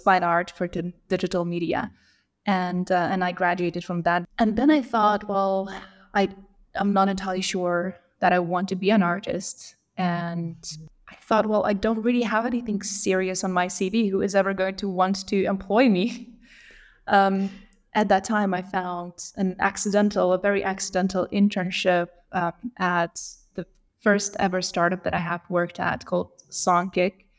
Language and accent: English; Lithuania; I grew up in Lithuania, so I'm Lithuanian.